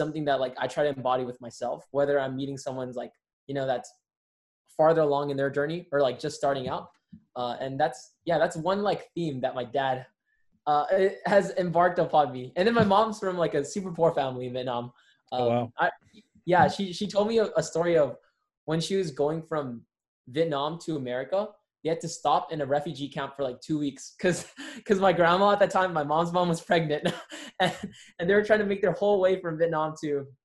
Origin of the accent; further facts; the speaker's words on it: Rosemead, California, United States; now in El Monte, United States; I'm in El Monte, California right now, but I grew up in Rosemead, California